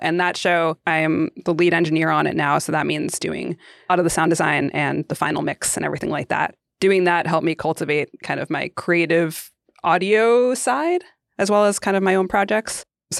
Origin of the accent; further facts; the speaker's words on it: Queens, New York, United States; growing up in Queens, going into Manhattan, you always cross over the Queensboro Bridge.